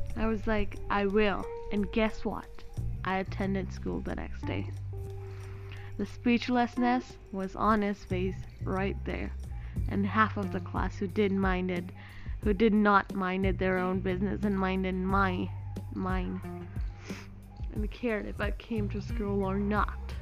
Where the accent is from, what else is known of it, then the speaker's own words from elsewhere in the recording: Gujarat, India; accent: Gujarati; Yes, I live in Gujarat. Yes, I'm Gujarati and I'm Indian.